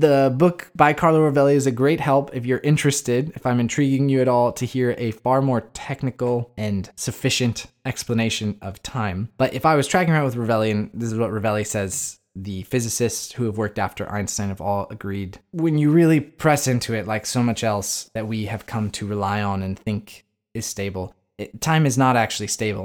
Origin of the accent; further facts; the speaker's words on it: United States; as an American